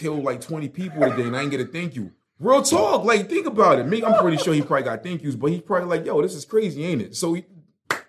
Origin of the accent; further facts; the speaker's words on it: New York City, New York, United States; moved away as an adult; now in North Carolina, United States; I grew up in Brooklyn. I've known Jewish people with pale white skin in Crown Heights where I grew up.